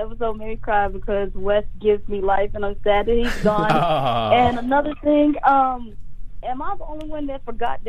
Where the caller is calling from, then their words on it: Houston, Texas, United States; I am calling from Houston.